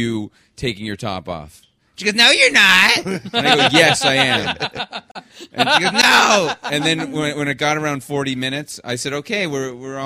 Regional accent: Montreal, Quebec, Canada; now in Los Angeles, United States; I was born in Montreal and raised there

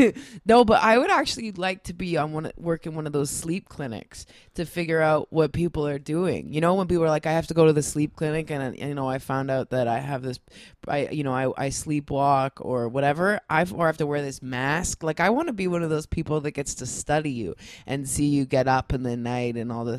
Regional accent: Scarborough, Ontario, Canada; I grew up in Scarborough, not to brag, but maybe some people could figure out where it is.

